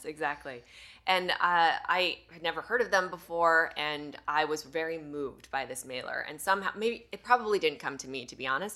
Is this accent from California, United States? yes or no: yes; Sierra City, California, United States; I grew up in Northern California in the mountains, uh, a small town called Sierra City